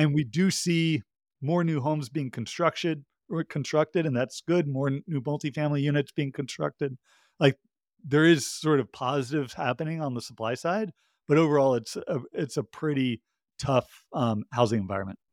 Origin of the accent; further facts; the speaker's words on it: Georgia, United States; my home state, uh, of Georgia